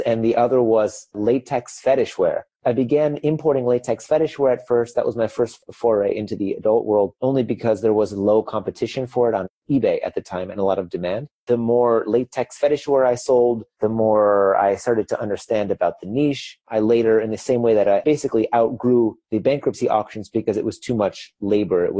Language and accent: English; Chicago, Illinois, United States; moved away as an adult; also born or lived in Beijing, China; now in Berlin, Germany; I'm originally from Chicago, but I just lived 10 years in Beijing. And that last year, now I moved here to Berlin, Germany